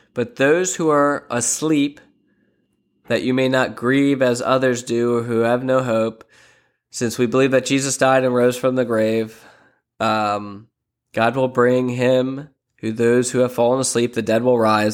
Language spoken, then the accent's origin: English; Lancaster, Pennsylvania, United States; now in Sarasota, United States; I'm originally from Lancaster, Pennsylvania.